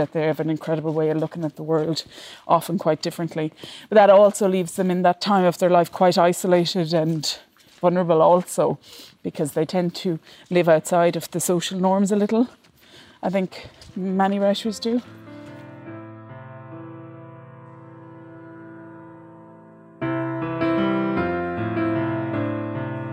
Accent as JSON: {"language": "English", "country": "Ireland", "tie": "born or raised there", "said": "a girl growing up in Ireland"}